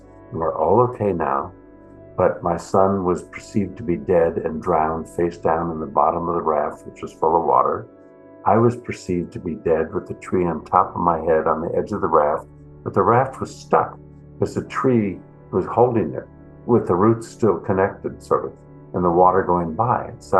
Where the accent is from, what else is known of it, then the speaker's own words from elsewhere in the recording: Midwest, United States; then I discovered my ethnocentrism growing up in the Midwest of this continent was so deep that I didn't know how to do any of the bridging between myself and anybody different.